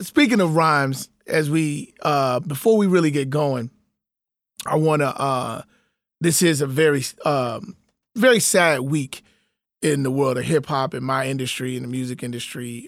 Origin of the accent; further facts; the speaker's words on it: Chicago, Illinois, United States; my city, Chicago, shout out to my city, my hometown